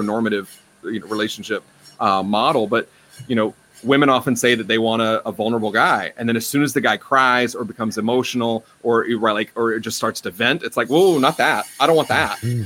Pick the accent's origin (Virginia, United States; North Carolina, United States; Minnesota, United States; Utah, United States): North Carolina, United States; I'm from North Carolina. I'm raised in the South